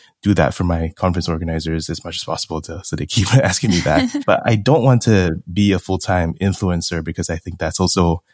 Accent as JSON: {"language": "English", "country": "Singapore", "tie": "born or raised there", "also_born_or_lived": "United States", "moved": "as an adult", "said": "I'm from Singapore, born and raised. Went over to the U.S. to study finance"}